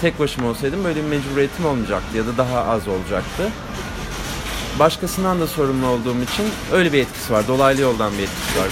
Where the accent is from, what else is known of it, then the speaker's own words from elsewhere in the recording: Gebze, Kocaeli, Turkey; also born or lived in Kartal, Istanbul; ben Gebze, Gebzeliyim. Ee, ailem Gebze'de. 91 doğumluyum. Kartal'da doğdum İstanbul'da. Ee, lisemi falan Gebze'de okudum.